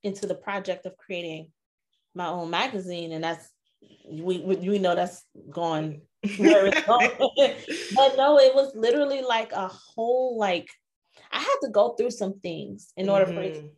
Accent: Chicago, Illinois, United States; moved away as an adult; now in Arizona, United States; I'm originally from Chicago, but currently I reside in Arizona. I've been out here for a while, like 15 years

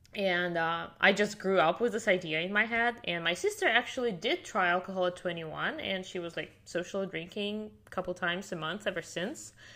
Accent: Siberia, Russia; first language Russian; English is a second language; moved away as an adult; now in Miami, United States; I'm from Siberia, which is the coldest part of Russia

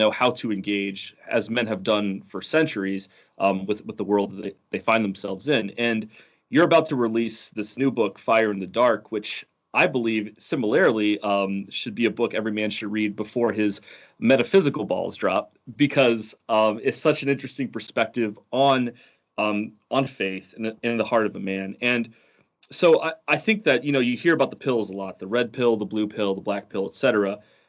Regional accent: Ohio, United States; And I'm coming from Ohio, where, you know, the biggest mountain is probably some like pothole in the road that he's paved over.

